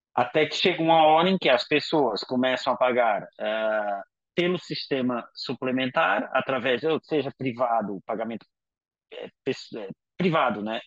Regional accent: Paraíba, Brazil; also born or lived in São Paulo; now in Portugal; eu que sou da Paraíba, saí da Paraíba para São Paulo e o meu choque cultural, digamos assim, foi muito maior do que vim morar para Portugal

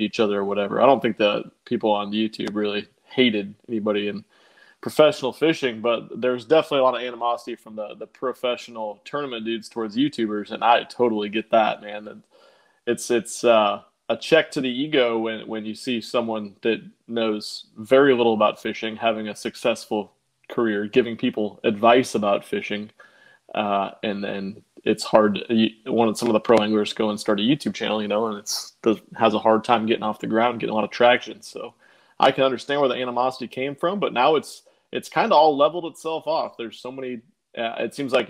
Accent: Omaha, Nebraska, United States; moved away as an adult; now in Houston, United States; I'm from Omaha, Nebraska. Grew up there. Lived there. Me and my wife both lived in Omaha our entire lives up until about 18 months ago

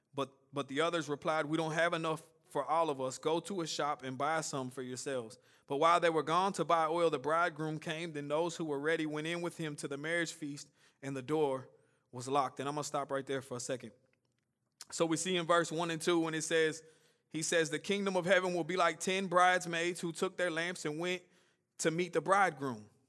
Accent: Nashville, Tennessee, United States; I grew up here in Woodbine, and just a short version of my story, I grew up in, out here in South Nashville

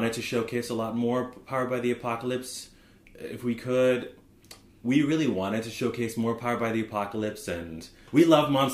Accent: Arizona, United States; we're all from Arizona, and we met in Flagstaff

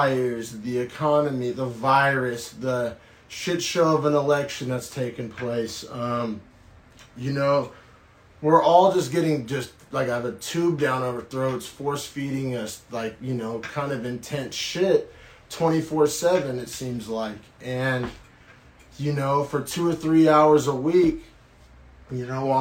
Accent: Norman, Oklahoma, United States; now in Bay Area, United States; I was raised in Oklahoma, sometimes in a small town

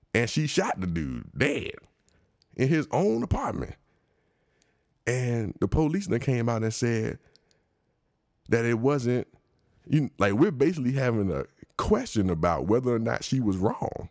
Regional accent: United States; I'm just a regular American. I'm black

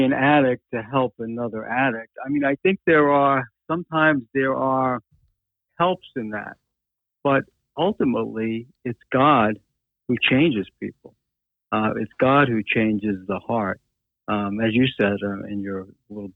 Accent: New York, United States; I am a New Yorker

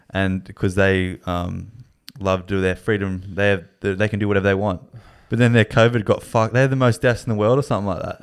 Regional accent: Australia; being Australian

